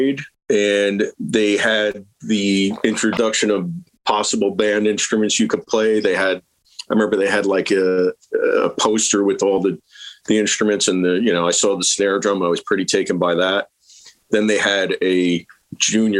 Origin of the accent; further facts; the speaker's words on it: Lyndhurst, New Jersey, United States; also born or lived in West Paterson; I grew up in I was born in Jersey City. I grew up mostly in Lyndhurst, which is right by the Meadowlands